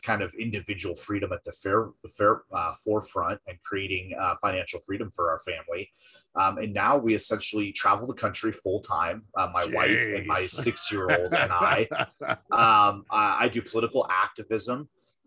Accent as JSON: {"language": "English", "region": "Washington", "country": "United States", "tie": "born or raised there", "moved": "as an adult", "said": "my home state of Washington"}